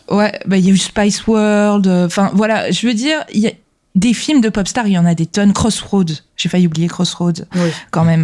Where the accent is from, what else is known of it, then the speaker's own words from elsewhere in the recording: France; chez nous en France